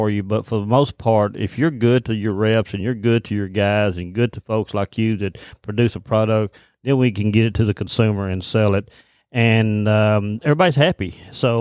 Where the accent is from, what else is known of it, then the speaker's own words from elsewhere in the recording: South Arkansas, United States; I've been living here all my life